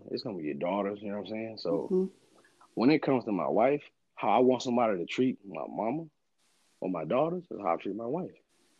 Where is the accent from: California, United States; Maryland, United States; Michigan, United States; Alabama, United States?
Alabama, United States; And what really makes it better for me is the fact that I'm from Alabama.